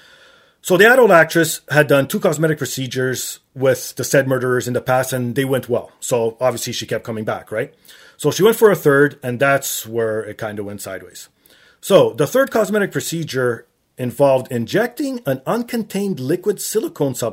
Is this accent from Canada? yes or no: yes; Toronto, Ontario, Canada; growing up in Toronto, Portuguese immigrant parents